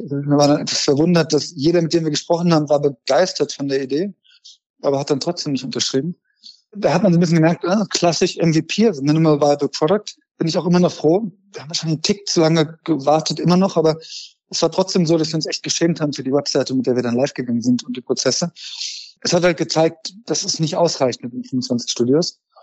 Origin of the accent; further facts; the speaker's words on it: Frankfurt, Hesse, Germany; moved away; Ich komme aus Frankfurt ursprünglich.